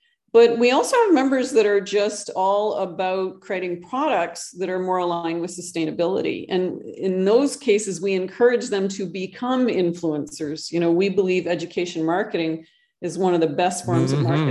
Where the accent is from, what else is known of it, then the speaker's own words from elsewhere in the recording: Canada; moved away as an adult; now in Costa Rica; I actually live in Costa Rica. I'm originally from Canada, but I moved south several years ago.